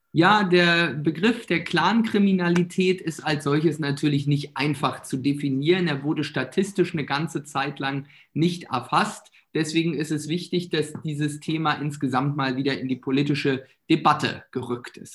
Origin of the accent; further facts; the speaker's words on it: Mecklenburg-Vorpommern, Germany; Bei uns in Mecklenburg-Vorpommern